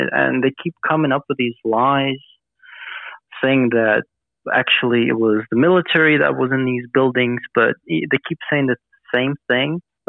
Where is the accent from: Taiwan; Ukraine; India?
Ukraine; Kramatorsk, Donetsk Oblast; I was there with my parents in Kramatorsk, in my hometown